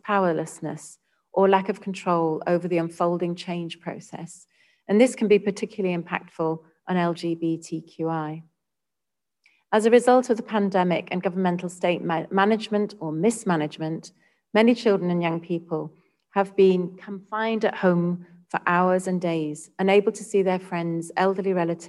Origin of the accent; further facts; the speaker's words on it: United Kingdom; now in Singapore; my home country of the UK